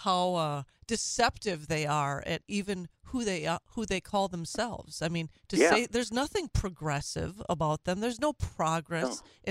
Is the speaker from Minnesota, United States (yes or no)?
yes; Minnesota, United States; moved away; My home state of Minnesota